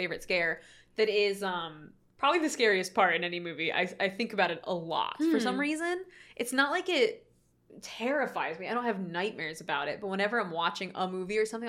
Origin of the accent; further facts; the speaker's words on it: Florida, United States; I grew up in Florida